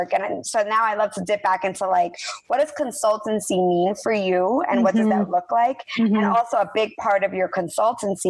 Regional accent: New York, New Jersey, East Coast, United States; now in California, United States; I'm originally from the East Coast, so like New York, New Jersey

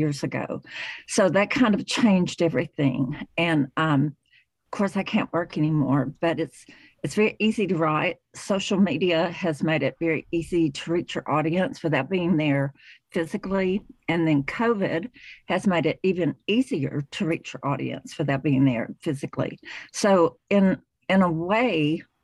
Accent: Chattanooga, Tennessee, United States; I am originally from the Chattanooga, Tennessee area

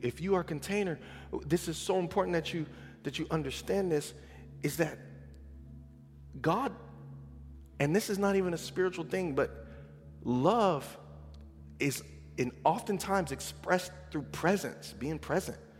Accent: San Bernardino, California, United States; growing up in San Bernardino

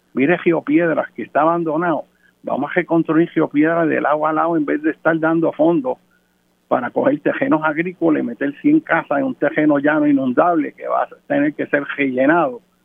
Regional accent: Puerto Rico

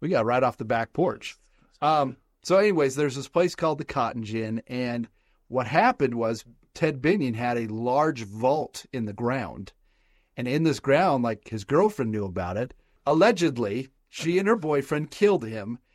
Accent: Southern Nevada, United States; I grew up in Southern Nevada

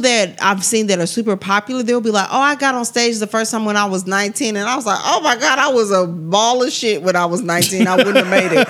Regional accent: Missouri City, Texas, United States; I'm from Missouri City.

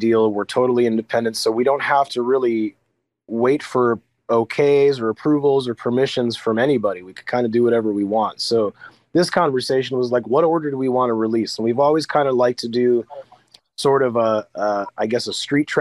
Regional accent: near Peoria, Illinois, United States; I'm from the Midwest. I'm from not too far from Peoria, Illinois

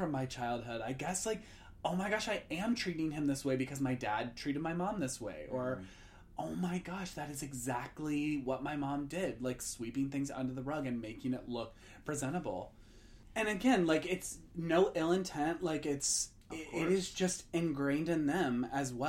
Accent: Indiana, United States; the conservative area that I grew up in Indiana

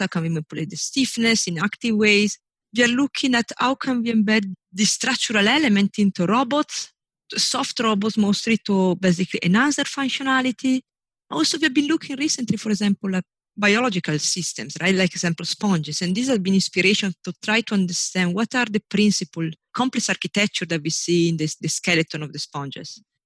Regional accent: northern Italy, Italy; moved away as an adult; I was born in Italy. I was raised in Italy. I grew up in Italy.

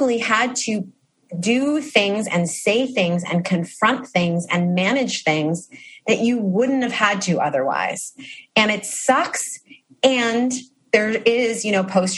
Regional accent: New York City, New York, United States; as a New Yorker who lives in New York City

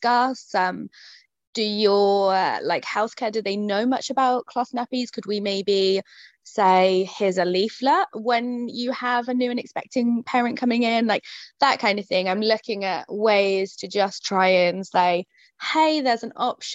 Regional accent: Yeovil, South West England, United Kingdom; I'm based in Somerset in the UK. So my hometown is Yeovil

